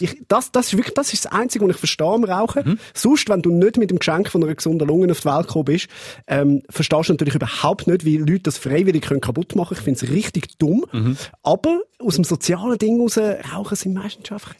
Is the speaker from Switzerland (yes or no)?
yes; Zurich, Switzerland; Als Zürcher kann ich euch sagen